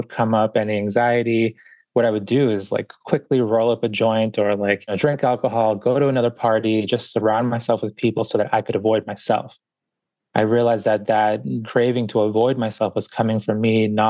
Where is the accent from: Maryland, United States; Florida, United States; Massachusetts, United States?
Massachusetts, United States; Boston; also born or lived in Guayaquil, Ecuador; I was born in Guayaquil, Ecuador, and grew up in Boston. So we got here when I was about 4 years old